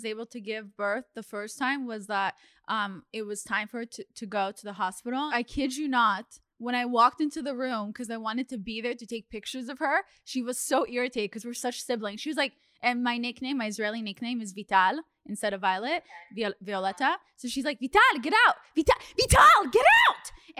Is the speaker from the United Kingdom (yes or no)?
no; Russia; born there; My passport says I was born in Russia.